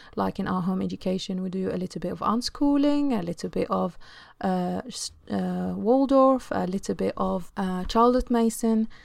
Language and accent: English; Egypt; now in London, United Kingdom; I come from Egypt, and I live now in London, U K.